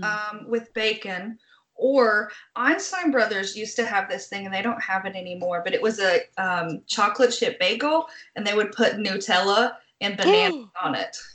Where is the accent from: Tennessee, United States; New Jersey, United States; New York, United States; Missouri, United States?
Tennessee, United States; Oak Ridge; moved away; I'm from Oak Ridge, which is where all of the national plants are. Where they like made the atomic bomb and stuff.